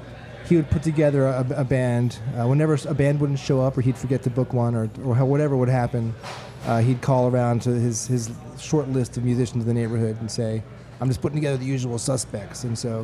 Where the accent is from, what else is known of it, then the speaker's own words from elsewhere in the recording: Philadelphia, Pennsylvania, United States; also born or lived in Denver, Colorado; now in New Orleans, United States; I moved here from Colorado, but I was born and raised in Philadelphia, Pennsylvania.